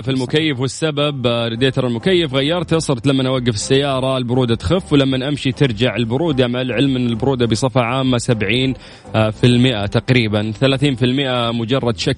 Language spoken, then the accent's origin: Arabic; Mecca, Makkah Province, Saudi Arabia; أنا من مكة عندي فور